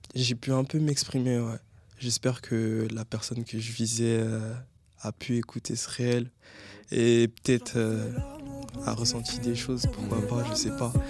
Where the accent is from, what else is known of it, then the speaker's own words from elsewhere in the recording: Linas, Île-de-France, France; moved away as an adult; now in Créteil, France; j'ai grandi à Linas dans le 91 avec ma mère